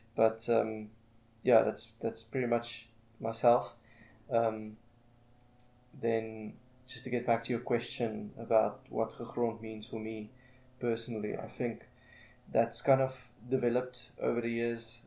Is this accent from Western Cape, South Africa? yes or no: no; Pretoria, Gauteng, South Africa; I've been residing in Pretoria for the past thirty years, um, pretty much my whole life.